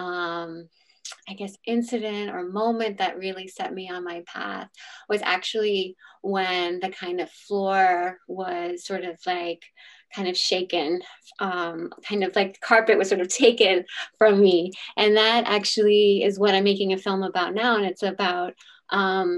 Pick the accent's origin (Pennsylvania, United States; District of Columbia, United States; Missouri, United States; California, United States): District of Columbia, United States; Washington; I grew up in a neighborhood called Mount Pleasant in Washington, D.C.